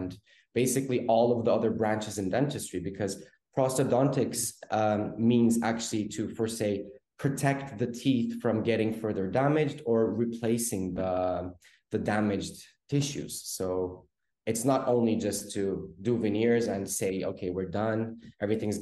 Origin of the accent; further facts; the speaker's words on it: Oslo, Norway; moved away as an adult; now in Istanbul, Turkey; I was born and raised in Oslo, Norway. And I decided to move to Istanbul at around 2008 to study dentistry.